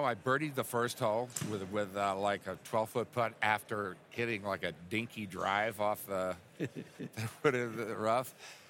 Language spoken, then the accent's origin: English; Houston, Texas, United States; Yeah, I'm from Houston originally.